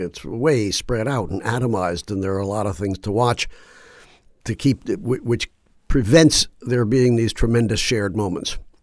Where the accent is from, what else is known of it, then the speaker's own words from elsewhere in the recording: Washington, District of Columbia, United States; moved away; also born or lived in Baltimore; I grew up in Washington, D C